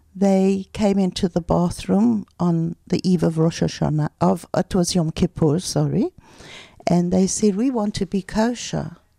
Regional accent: Pretoria, Gauteng, South Africa; moved away as an adult; now in Ra'anana, Israel; we grew up in Pretoria

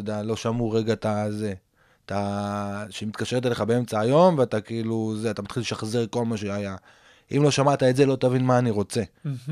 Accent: Safed, Northern District, Israel; גדלתי בצפת

